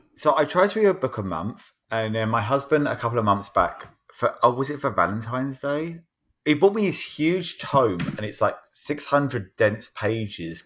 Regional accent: Croydon, London, United Kingdom; now in United States; My Hometown of Croydon

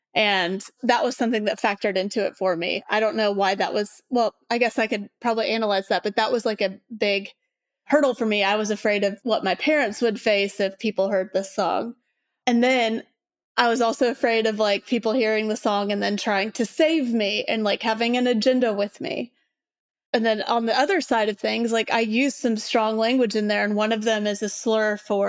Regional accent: Indiana, United States

